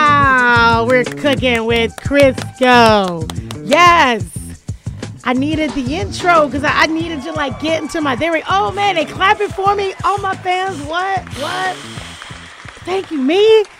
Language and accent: English; Jacksonville, Florida, United States; moved away as an adult; now in Atlanta, United States; I hail from Duval County. I've been in Atlanta for 17 years